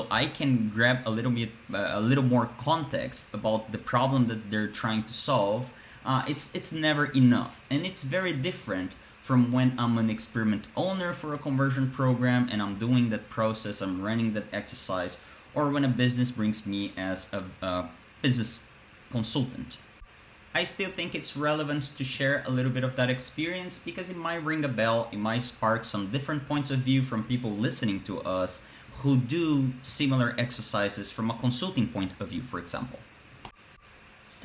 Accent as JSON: {"language": "English", "country": "Brazil", "moved": "yes", "said": "my Brazilian body"}